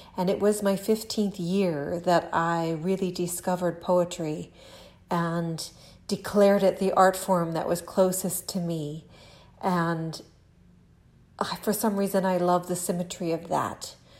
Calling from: Lexington, Kentucky, United States; I am recording this from Lexington, Kentucky, here in my kitchen

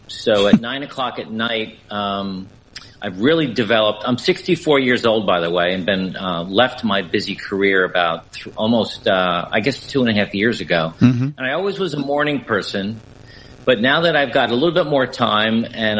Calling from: Essex, Connecticut, United States; I am in a small, quaint little village in Connecticut in the United States, a village called Essex, Connecticut, that was founded back in the 1600s.

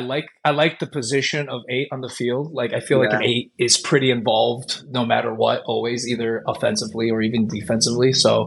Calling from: Chicago, Illinois, United States; I'm calling from Chicago, Illinois.

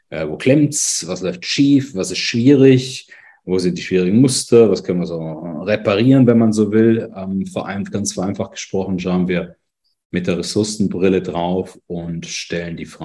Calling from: Lucerne, Switzerland; Wie gesagt, ich bin aus Luzern zugeschaltet, hier im mhm. dunklen, aber eigentlich güldenen, herbstigen aktuell Luzern.

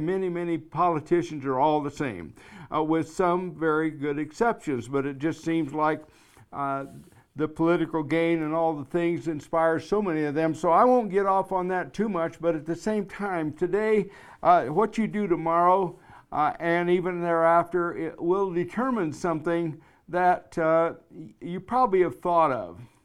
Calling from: Black Hills of South Dakota, United States; I'm calling you from the Black Hills of South Dakota

